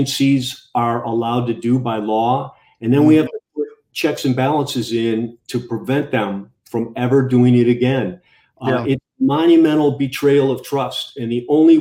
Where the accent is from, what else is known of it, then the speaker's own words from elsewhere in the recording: Illinois, United States; moved away; My buddies of mine who I grew up with, we talk, still friends, and a lot of them live back in Illinois, and they talk about our old hometown